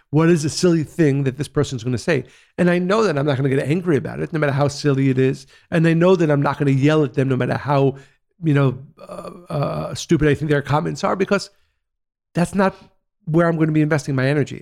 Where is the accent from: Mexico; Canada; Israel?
Israel; growing up in Israel, in the seventies and eighties